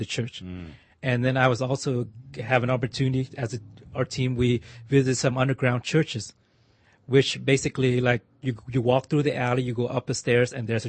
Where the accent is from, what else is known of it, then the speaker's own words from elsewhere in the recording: United States; also born or lived in Vietnam; we as American